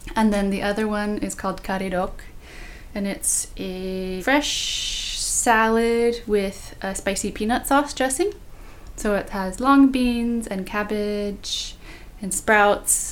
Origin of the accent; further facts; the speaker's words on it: Bay Area, California, United States; born or raised there